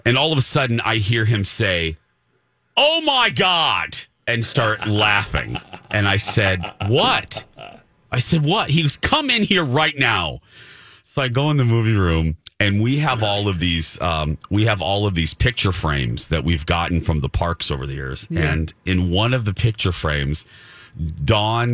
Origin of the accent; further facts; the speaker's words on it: Indiana, United States; my Indiana public education